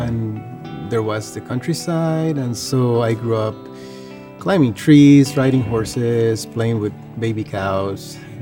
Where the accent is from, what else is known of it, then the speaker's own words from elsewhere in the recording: Panama; moved away; I'm from Panama.